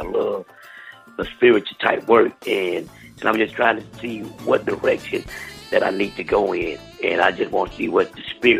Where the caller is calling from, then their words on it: Roanoke, Alabama, United States; I'm calling from Roanoke, Alabama.